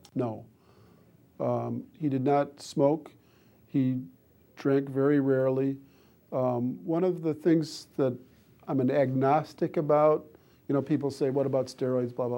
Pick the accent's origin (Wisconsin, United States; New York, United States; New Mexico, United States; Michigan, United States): Wisconsin, United States; Madison; I was living in my hometown of Madison, Wisconsin.